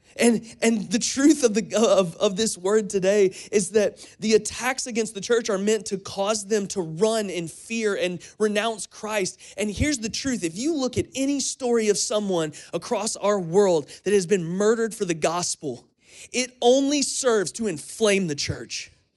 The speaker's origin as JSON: {"language": "English", "town": "Crestview", "region": "Florida", "country": "United States", "tie": "born or raised there", "moved": "yes", "lives_now": "Kentucky, United States", "said": "my hometown of Florida, in Crestview"}